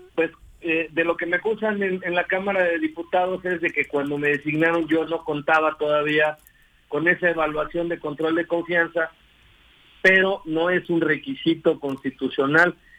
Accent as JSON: {"language": "Spanish", "town": "Cuernavaca", "region": "Morelos", "country": "Mexico", "tie": "born or raised there", "said": "yo soy de aquí de Cuernavaca, aquí nací."}